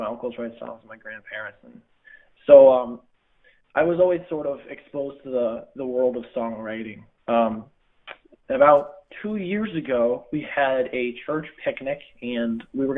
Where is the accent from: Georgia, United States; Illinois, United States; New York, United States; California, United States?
New York, United States; Schuylerville; I grew up in Schuylerville